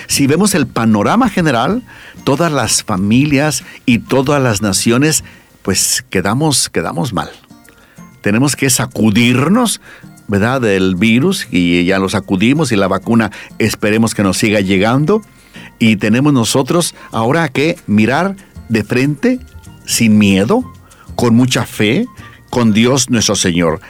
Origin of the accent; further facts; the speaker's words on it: Mexico; now in Bolivia; yo soy mexicano, pero estoy aquí en Bolivia